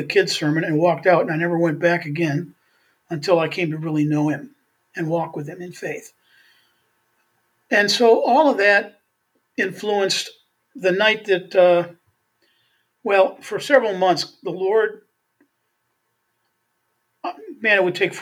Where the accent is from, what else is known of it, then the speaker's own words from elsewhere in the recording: Beaver Dam, Wisconsin, United States; also born or lived in Milwaukee, Wisconsin; Beaver Dam, Wisconsin, which is where I was born in Beaver Dam